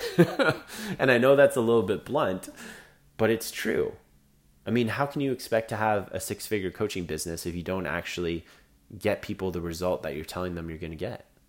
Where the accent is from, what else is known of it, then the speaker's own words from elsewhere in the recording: Canada; I'm Canadian